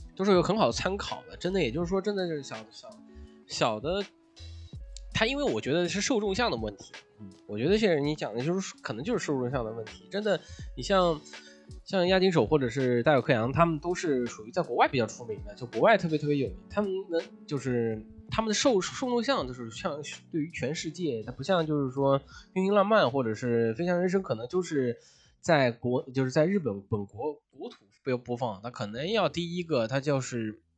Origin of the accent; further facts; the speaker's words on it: China; 我们中国人